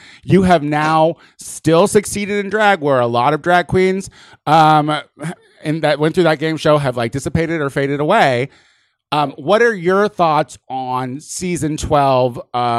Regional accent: Illinois, United States; I'm very white trash. I like to breathe and smoke. I'm from Illinois.

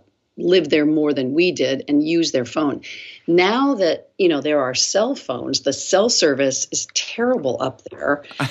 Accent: South Bend, Indiana, United States; moved away as an adult; also born or lived in San Angelo, Texas; I was born on an Air Force base in San Angelo, Texas, and then I was raised in South Bend, Indiana.

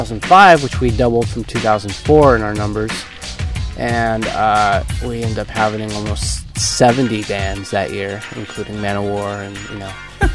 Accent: Northern California, United States; now in San Diego, United States; I just moved here. I was born here, so I guess I can actually say I was from here. But I lived up in Northern California for most of my life.

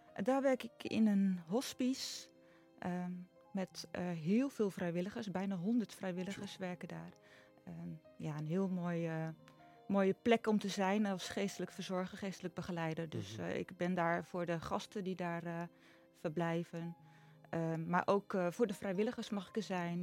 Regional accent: Nijkerk, Gelderland, Netherlands; born or raised there; now in Noord-Veluwe, Netherlands

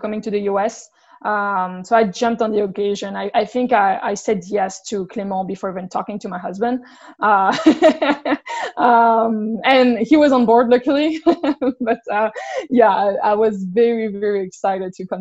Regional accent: France; accent: French; English is a second language; moved away as an adult; now in United States; my French accent

